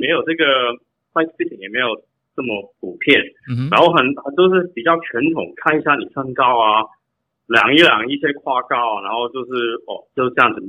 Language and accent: Chinese; Canada; moved away as an adult; now in Taiwan; 我是从我是在加拿大长大的，